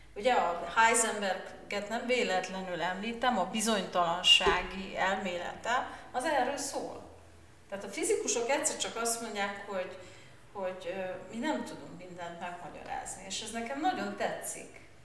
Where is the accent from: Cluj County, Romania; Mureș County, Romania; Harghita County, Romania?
Mureș County, Romania; Târgu Mureș; én Marosvásárhelyen születtem, és pont az orvosi egyetem mellett laktunk